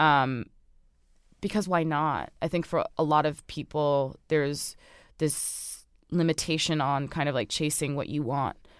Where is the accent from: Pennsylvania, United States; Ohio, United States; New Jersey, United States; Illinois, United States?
New Jersey, United States; Orange; I grew up on Sterling Avenue in Orange, New Jersey